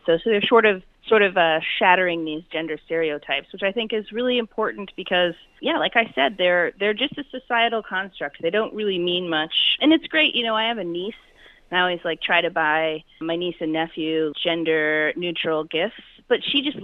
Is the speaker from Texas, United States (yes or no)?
no; Wyoming, United States; moved away; also born or lived in Charleston, South Carolina; I, I grew up in Wyoming um, until my parents got divorced, and then I lived in South Carolina